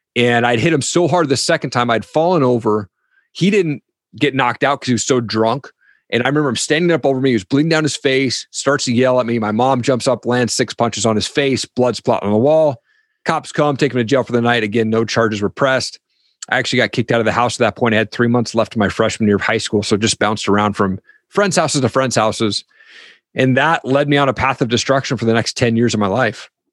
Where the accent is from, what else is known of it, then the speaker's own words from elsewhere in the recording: Eastern Washington State, United States; I grew up in Eastern Washington State